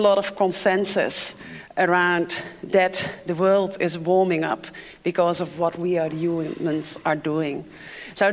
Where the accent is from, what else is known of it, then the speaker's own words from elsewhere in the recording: Netherlands; English is a second language; moved away as an adult; also born or lived in Africa; As you can hear, I'm not from here. I'm from the Netherlands, and I grew up on water.